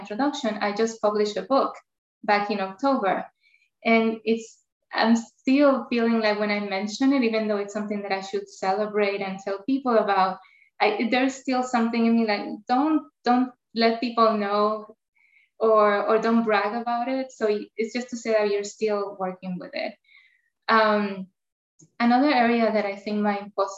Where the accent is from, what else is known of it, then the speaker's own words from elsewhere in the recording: Puerto Rico; first language Spanish; English is a second language; moved away as an adult; now in United States; I have an accent. Not only my accent, because I grew up in Puerto Rico, Spanish is my first language